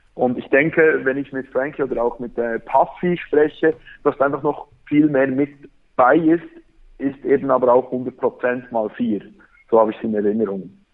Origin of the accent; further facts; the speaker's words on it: Bern, Switzerland; accent: Berndeutsch; Ich komme aus Bern